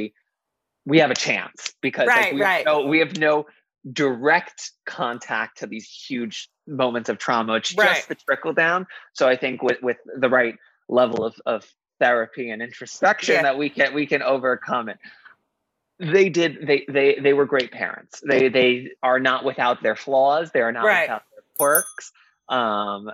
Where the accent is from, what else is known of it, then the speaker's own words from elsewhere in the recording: New York City, New York, United States; growing up in Queens, it was predominantly Asian